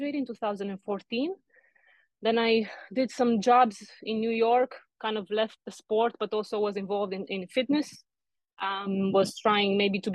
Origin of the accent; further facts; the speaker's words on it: Arad, Arad County, Romania; I was born in Romania in the 90s, the best period in my opinion to be born. So I grew up there in a small city called Arad, close to Hungary